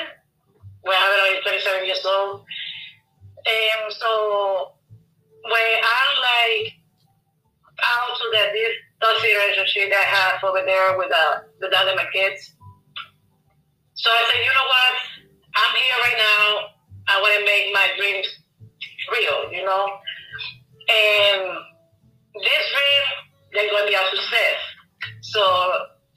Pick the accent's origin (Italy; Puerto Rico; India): Puerto Rico; moved away as an adult; now in Florida, United States; I'm from Puerto Rico. I live in Florida. I'm here for 14 years.